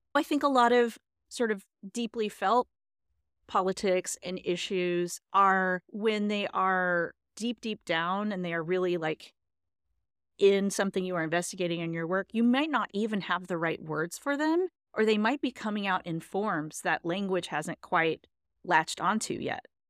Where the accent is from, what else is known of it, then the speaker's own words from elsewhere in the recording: Texas, United States; I am from Texas